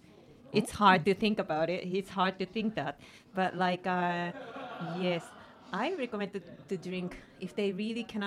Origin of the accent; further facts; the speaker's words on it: Choshi, Chiba, Japan; English is a second language; in my hometown, which is Choshi, 2 hours from here to the east.